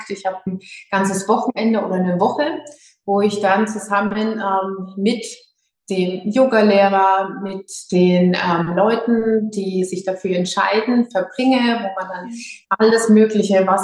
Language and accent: German; Schweinfurt, Bavaria, Germany; Ähm, ich komme aus Schweinfurt, also manche kennen Würzburg, also in Unterfranken